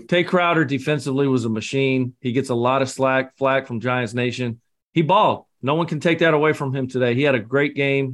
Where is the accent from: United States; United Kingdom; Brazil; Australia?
United Kingdom; Scotland; I'm the Scotsman